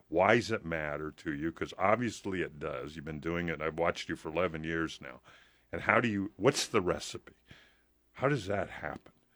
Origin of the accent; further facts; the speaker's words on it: Hampton, Nebraska, United States; now in Lincoln, United States; when I grew up in Hampton